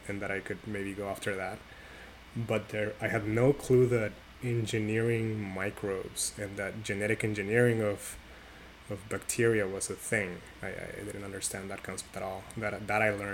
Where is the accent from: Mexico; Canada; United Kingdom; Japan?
Mexico; Tijuana, Baja California; I grew up in Mexico, in Tijuana, Mexico, to be more specific.